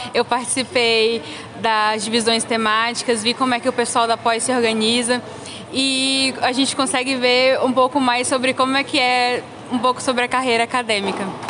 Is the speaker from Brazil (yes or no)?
yes; Teresina, Piauí, Brazil; a minha cidade natal, que é Teresina, no Piauí